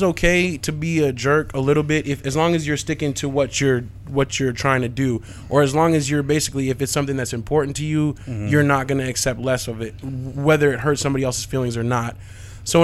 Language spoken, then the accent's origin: English; Valley of the Sun, Arizona, United States; I grew up here in the Valley of the Sun